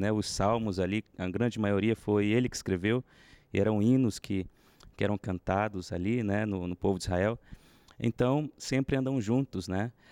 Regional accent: Manaus, Amazonas, Brazil; now in Campinas, Brazil; sou natural de Manaus

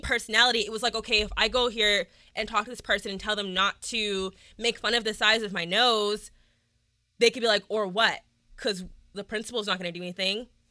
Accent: Midlothian, Texas, United States; Midlothian, Texas, which is just outside of Dallas

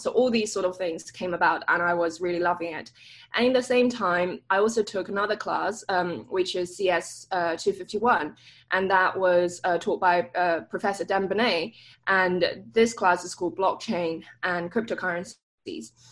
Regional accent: London, United Kingdom; moved away as an adult; also born or lived in Cambridge; now in Stanford, United States; So I grew up in London, um, northwest part of London, Hampstead

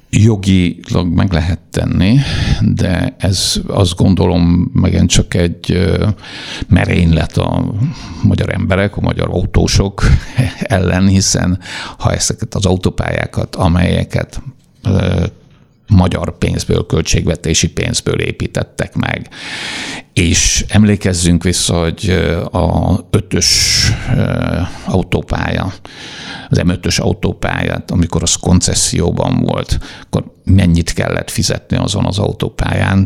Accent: Hungary; Én egy kis faluban születtem

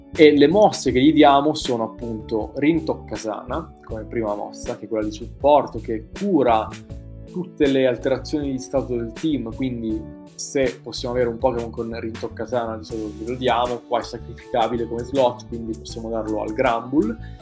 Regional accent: Italy; noi italiani

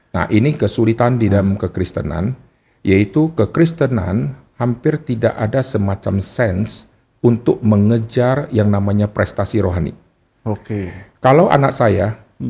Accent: North Sumatra, Indonesia; Jadi di Sumatera Utara, kalau disebut saya Kristen tapi Chinese

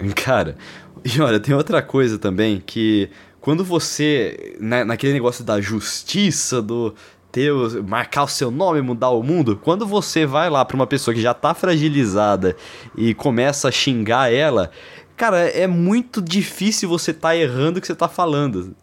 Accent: Brazil; moved away; eu não sou de São Paulo mesmo, velho. Eu cresci no interior.

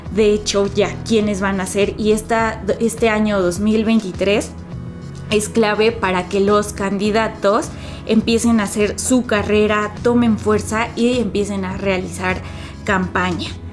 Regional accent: Mexico; como los mexicanos le seguimos

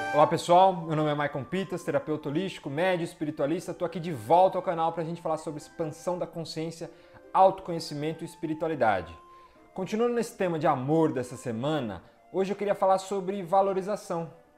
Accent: Brazil; Sou brasileiro como todos vocês

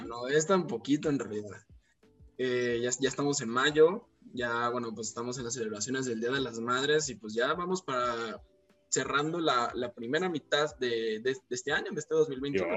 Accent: Mexico; los mexicanos no conocemos la playa

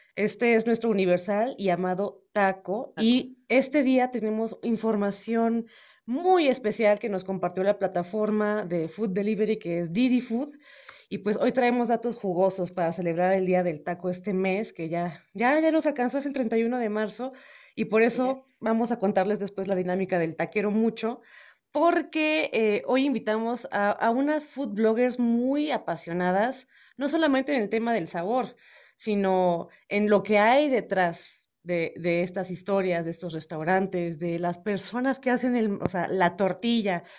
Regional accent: Puerto Peñasco, Sonora, Mexico; now in Mexico City, Mexico; yo soy norteña, soy de Puerto Peñasco, Sonora, ya soy guacha, ya llevo muchos años acá en la Ciudad de México

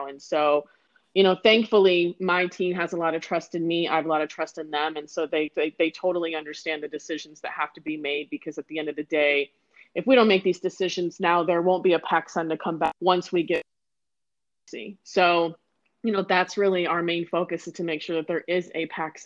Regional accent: Michigan, United States; moved away as an adult; also born or lived in Toledo, Ohio / Akron, Ohio; now in Anaheim, United States; I'm born and raised in Michigan. I was there for 24 years.

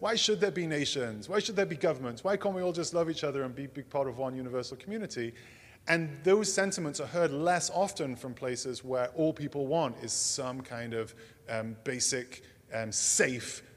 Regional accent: England, United Kingdom; moved away as an adult; now in United States; I grew up in England. That will probably come as a surprise to you. This accent, I came by it honestly

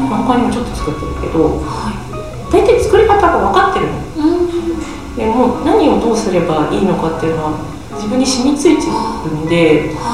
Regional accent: Nagoya, Aichi, Japan; moved away as an adult; also born or lived in United States; now in Sakaki, Japan; 実家が名古屋なので

